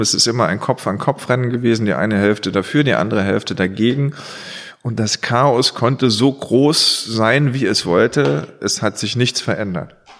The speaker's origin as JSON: {"language": "German", "town": "Saarlouis", "region": "Saarland", "country": "Germany", "accent": "Moselle Franconian", "said": "Da ich aus Saloy bin"}